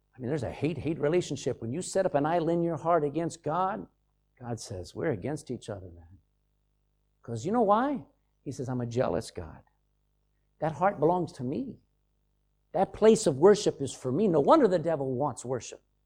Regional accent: Texas, United States; I'm from Texas, and I've been around those oil wells

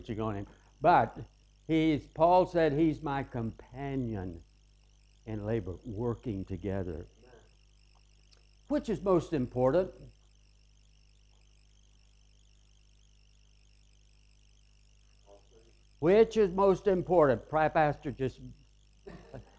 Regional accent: the South, United States; I'm from the South.

